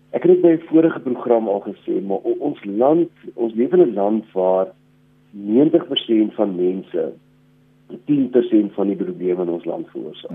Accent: South Africa; as Suid-Afrikaners

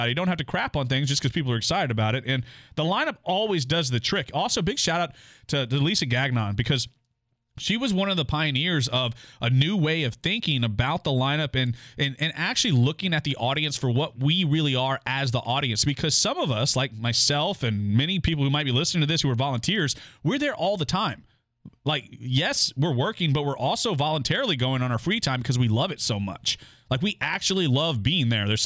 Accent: Goliad, Texas, United States; my hometown of Goliad is kind of right in the thick of it right along the San Antonio River where that original border existed

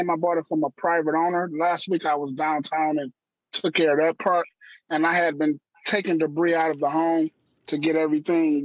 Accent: Detroit, Michigan, United States; I'm from Detroit, born and raised here

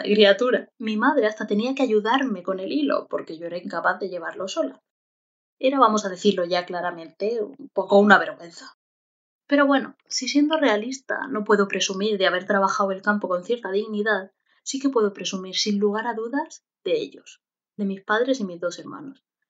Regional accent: Montealegre del Castillo, Castilla-La Mancha, Spain; moved away; mi pueblo, un pueblo de Albacete de gente de campo dedicada sobre todo a la viticultura

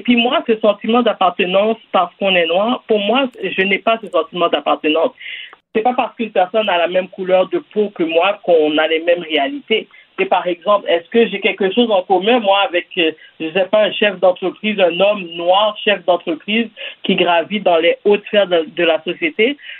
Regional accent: Quebec, Canada; je suis née ici, par exemple, je suis née au Québec.

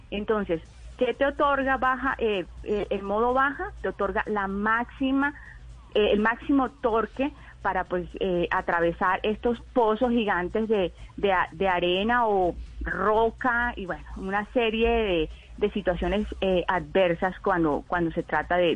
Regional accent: Valledupar, Cesar, Colombia; Sí, yo soy de Valledupar. De Valle... Nací en uh, Valledupar.

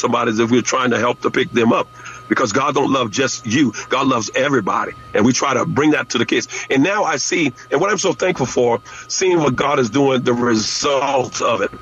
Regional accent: Louisiana, United States; moved away; in my hometown

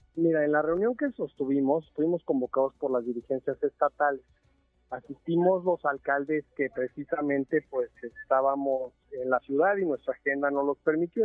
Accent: Mexico; todos somos mexicanos

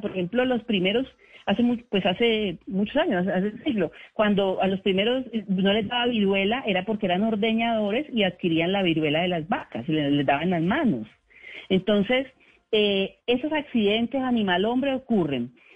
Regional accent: Colombia; como colombianos

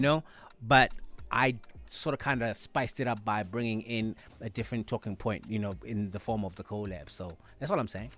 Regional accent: South Africa; as black, uh, South Africans

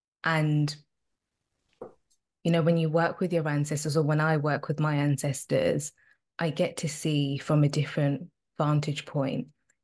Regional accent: Zimbabwe; also born or lived in South Africa; I'm Zimbabwean and I'm South African. If you kind of do the maths, my parents were around during the apartheid regime. You know, they lived through the apartheid.

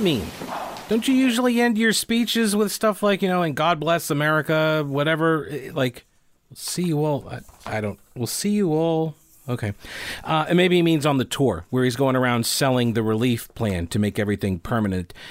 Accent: United States; me being an American

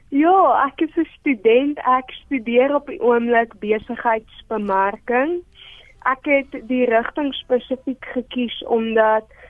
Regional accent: Johannesburg, Gauteng, South Africa; Ek is gebore in Johannesburg

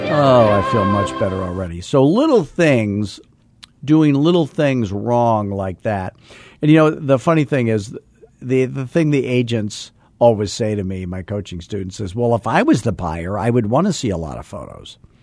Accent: Scottsdale, Arizona, United States; I'm from Arizona.

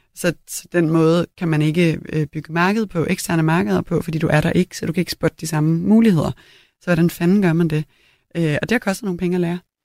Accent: Copenhagen, Capital Region of Denmark, Denmark; also born or lived in Italy; på Christianshavn, hvor jeg voksede op

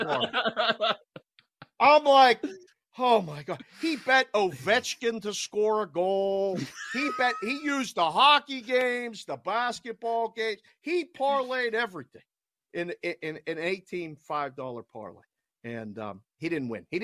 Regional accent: Pittsburgh, Pennsylvania, United States; moved away; also born or lived in Las Vegas; everybody knew that I was from Pittsburgh, and I maybe sound like it a little bit

